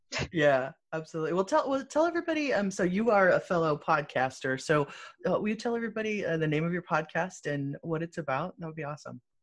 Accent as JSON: {"language": "English", "town": "Muskegon", "region": "Michigan", "country": "United States", "tie": "born or raised there", "said": "I was born in Muskegon"}